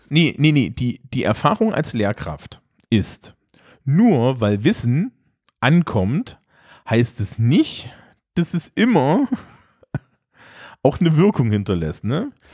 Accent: East Germany, Germany; ich bin Ostdeutscher

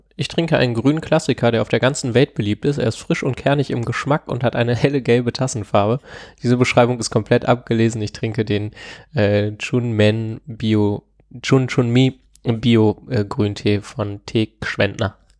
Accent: Lower Saxony, Germany; Ich komme ja aus Niedersachsen

